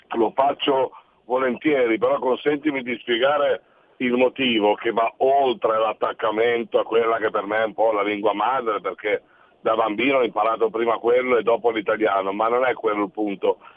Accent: Liguria, Italy

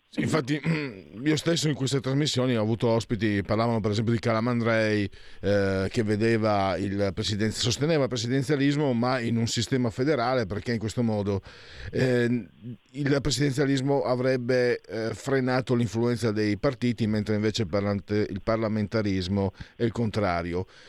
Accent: San Vito al Tagliamento, Friuli-Venezia Giulia, Italy; also born or lived in Pordenone; sono di San Vito al Tagliamento, io originario

